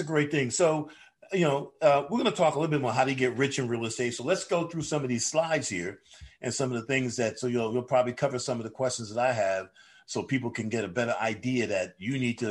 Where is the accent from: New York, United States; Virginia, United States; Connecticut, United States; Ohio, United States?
New York, United States; now in Atlanta, United States; I'm from New York